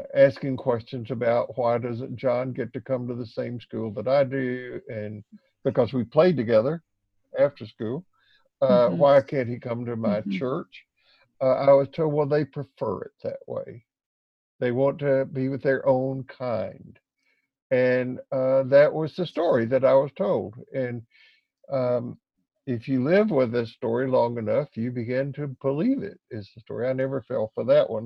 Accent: Columbia, Tennessee, United States; I grew up in the South in a time when there was the great fear of Russia. And I can remember when I was in the 7th grade, 8th grade in public school in Columbia, Tennessee

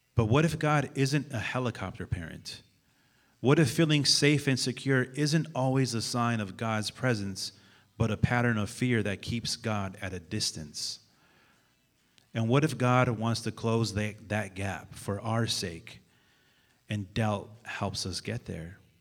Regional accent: San Francisco, California, United States; I'm from San Francisco, California

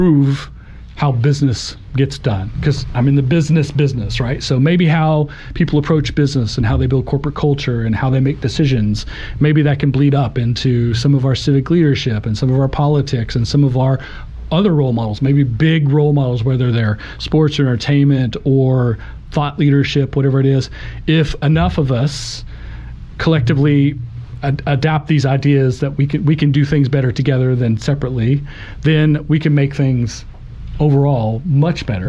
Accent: Oklahoma, United States; I'm an Oklahoma born and bred. I love the state. I love, you know, I grew up in UConn, not far away, but I've lived in Oklahoma City longer than I've lived there.

